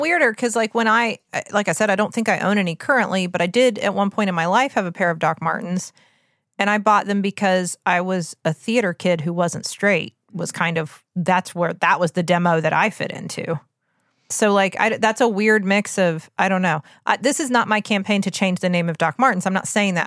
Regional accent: West Virginia, United States; we're from West Virginia

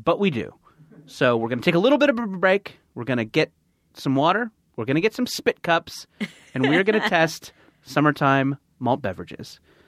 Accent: California, United States; Orange County.

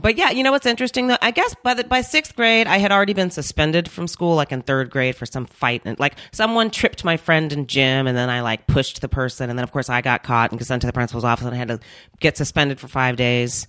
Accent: Minnesota, United States; also born or lived in North Carolina; I was born in Minnesota, and then we moved to North Carolina for three years 'cause that's where my family's originally from, and then we moved back

